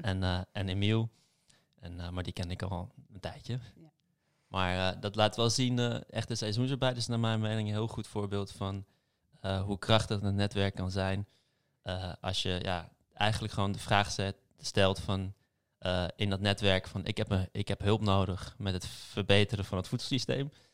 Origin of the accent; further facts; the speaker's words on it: Amsterdam, North Holland, Netherlands; ik ben geboren en getogen in Amsterdam, dus ik ben echt een stads, stadsmens.